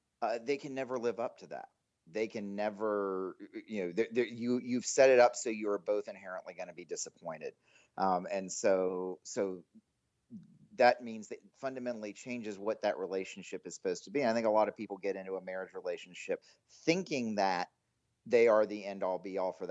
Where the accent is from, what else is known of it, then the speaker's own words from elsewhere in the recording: Greensboro, North Carolina, United States; moved away as an adult; also born or lived in Durham, North Carolina; now in Dallas, United States; I'm originally from Greensboro, North Carolina. I spent my whole childhood there in North Carolina